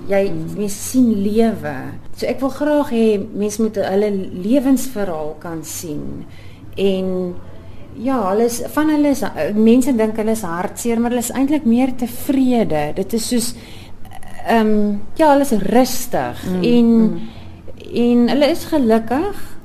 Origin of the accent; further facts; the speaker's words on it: Johannesburg, Gauteng, South Africa; also born or lived in Cape Town; now in Knysna, South Africa; Oorspronklik van Johannesburg en toe ons later Kaap toe getrek en ons woon tans in Nyasna vir 4 jaar